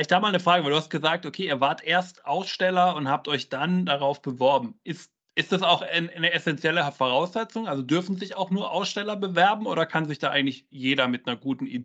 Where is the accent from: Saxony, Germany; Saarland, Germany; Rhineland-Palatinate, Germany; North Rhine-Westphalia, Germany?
North Rhine-Westphalia, Germany; Werl; Die erste Turmkiste steht in Werl, ist mein Geburtsort.